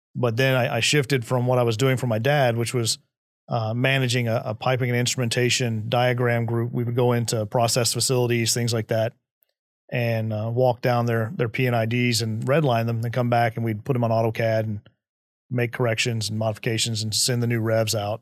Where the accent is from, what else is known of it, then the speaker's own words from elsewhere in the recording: Midland, Texas, United States; I was, uh, was born and raised in Midland, Texas